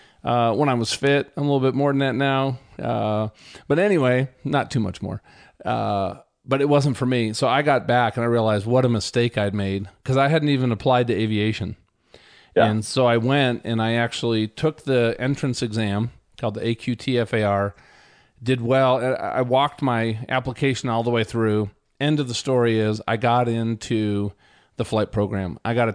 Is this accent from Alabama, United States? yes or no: no; Minnesota, United States; I grew up in Minnesota next to the biggest ski hill in the state, which had about a 400 vertical drop, 400 foot. So moving out here to Colorado, it was a very pleasant change for us.